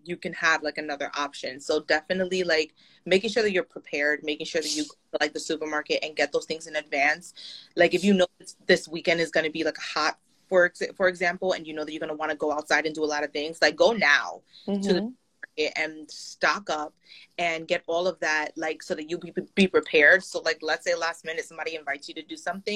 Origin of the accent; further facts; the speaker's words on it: New York City, New York, United States; as a New Yorker